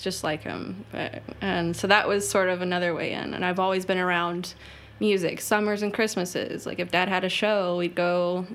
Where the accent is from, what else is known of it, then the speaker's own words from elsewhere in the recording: Cape Coral, Florida, United States; moved away as an adult; also born or lived in Ringgold, Georgia; now in Indianapolis, United States; I grew up in Cape Coral, Florida, and went to high school